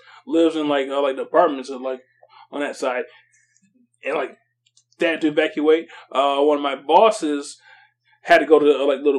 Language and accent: English; Saginaw, Michigan, United States; now in Midland, United States; I'm a transplant from Saginaw.